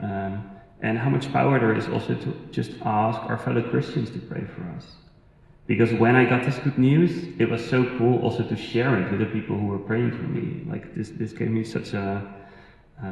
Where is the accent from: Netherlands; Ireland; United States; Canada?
Netherlands; moved away as an adult; So we moved here 2.5 years ago. We're originally from the Netherlands